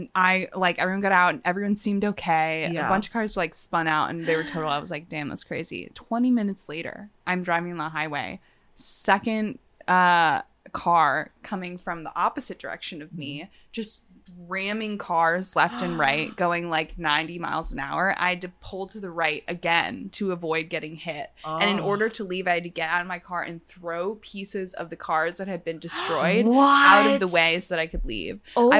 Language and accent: English; New York, United States; I'm from New York.